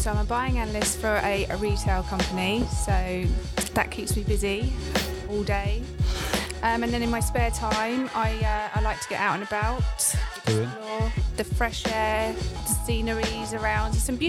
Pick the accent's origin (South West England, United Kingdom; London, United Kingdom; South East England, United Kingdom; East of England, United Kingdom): South East England, United Kingdom; Surrey; I'm from Surrey and I'm a buying analyst for a retail company and I'm 35 years old.